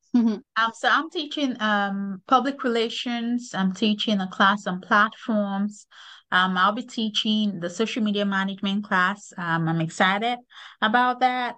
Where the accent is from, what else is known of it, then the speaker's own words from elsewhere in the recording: Lagos, Nigeria; moved away as an adult; also born or lived in Kansas; now in United States; am originally from Lagos, Nigeria. I grew up in Lagos.